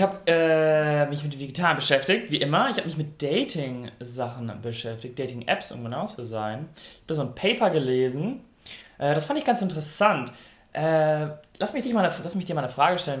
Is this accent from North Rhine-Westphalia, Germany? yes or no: yes; North Rhine-Westphalia, Germany; ich komme aus NRW